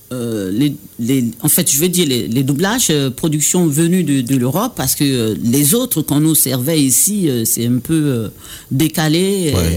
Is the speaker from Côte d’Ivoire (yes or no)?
yes; Baoulé area, Côte d’Ivoire; accent: Baoulé; nous, les Baoulés